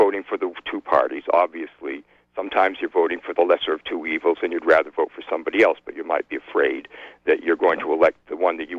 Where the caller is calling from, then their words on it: Trenton, New Jersey, United States; from Trenton